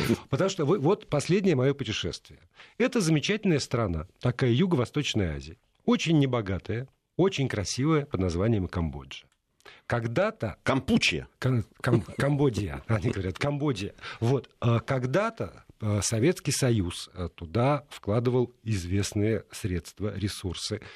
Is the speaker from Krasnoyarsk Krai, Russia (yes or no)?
no; Moscow, Russia; Я говорю, «Из Москвы»